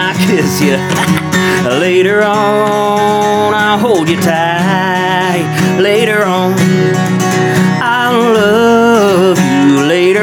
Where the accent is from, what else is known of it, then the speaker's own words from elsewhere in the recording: Anderson, United States; my hometown, Anderson